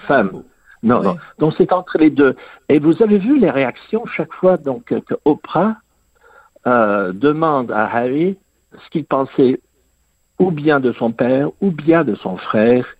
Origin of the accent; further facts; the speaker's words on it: England, United Kingdom; j'ai grandi en Angleterre.